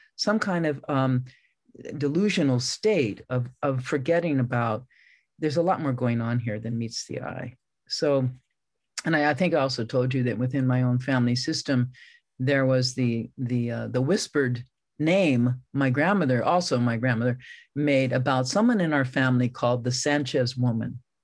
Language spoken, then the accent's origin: English; San Francisco, California, United States; I grew up in San Francisco